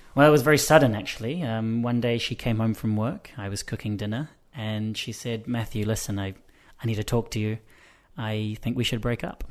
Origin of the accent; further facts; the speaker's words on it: Wellington, New Zealand; I'm from New Zealand, and I was born in Wellington, which is the capital city.